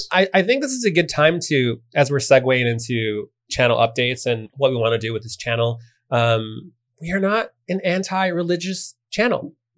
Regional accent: Chicago, Illinois, United States; I'm from Chicago. I had a big part of my family that wanted to he- hear Chicago house music

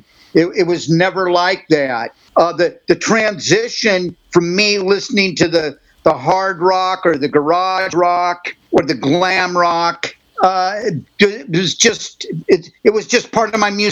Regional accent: Hermosa Beach, California, United States; we grew up here in Southern California

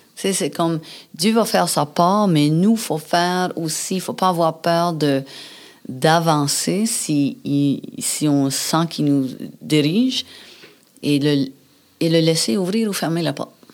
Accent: New Brunswick, Canada; moved away; je viens du Nouveau-Brunswick

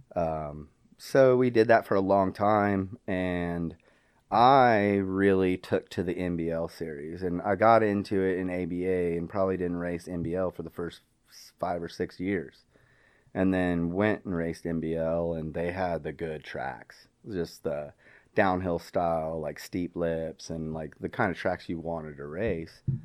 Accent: Wichita, Kansas, United States; moved away; also born or lived in Texas; I was eleven, kinda locally in the Wichita, Kansas area. Um, and it took all of a half of a year for my parents to get behind me, start a B M X track in my hometown

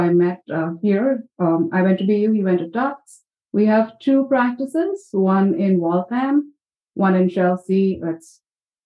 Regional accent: New Delhi, Delhi, India; moved away as an adult; I grew up in India, New Delhi

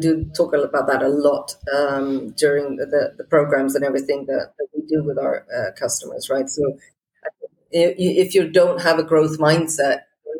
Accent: Portugal; also born or lived in Scotland; You know, I grew up in Portugal. I'm Swedish. I went to school in Scotland.

